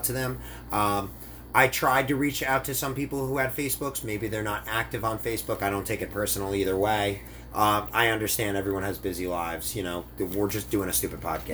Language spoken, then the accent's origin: English; New Jersey, United States; I'm from New Jersey